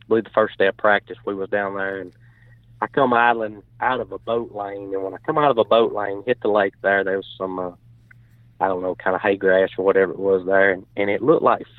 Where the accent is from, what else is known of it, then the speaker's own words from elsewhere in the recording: North Alabama, United States; growing up in North Alabama